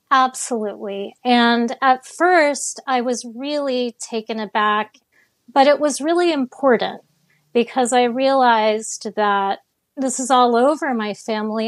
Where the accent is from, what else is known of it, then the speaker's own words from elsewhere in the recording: Miami, Florida, United States; I grew up in Miami